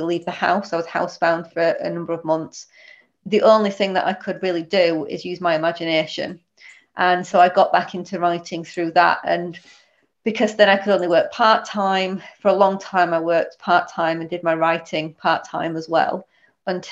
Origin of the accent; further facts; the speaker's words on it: Huddersfield, Yorkshire and the Humber, United Kingdom; now in Stalybridge, United Kingdom; I'm originally from Huddersfield, so officially the wrong side of the hill, but currently live in Stalybridge